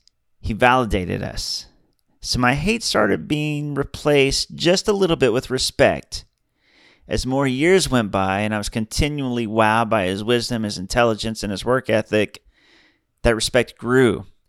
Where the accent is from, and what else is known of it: Oklahoma City, Oklahoma, United States; born or raised there